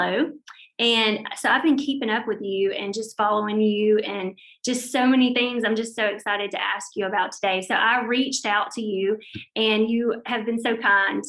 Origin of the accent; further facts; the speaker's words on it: West Monroe, Louisiana, United States; now in Mississippi, United States; that is my hometown where I was born and raised